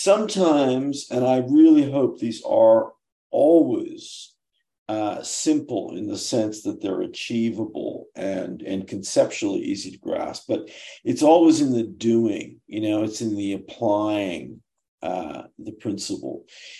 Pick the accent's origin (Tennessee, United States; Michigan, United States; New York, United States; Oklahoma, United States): Oklahoma, United States; what would a kid growing up in Oklahoma who wanted to be in a band and was a skater and was kind of degenerate